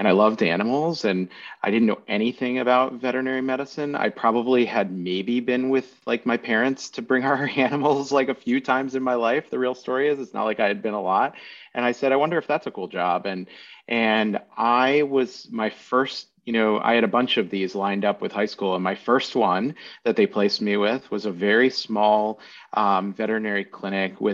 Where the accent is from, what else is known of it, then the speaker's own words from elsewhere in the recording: Williamsport, Pennsylvania, United States; also born or lived in Maryland / Philadelphia, Pennsylvania; I grew up in the middle of nowhere, Pennsylvania. It's a town called Williamsport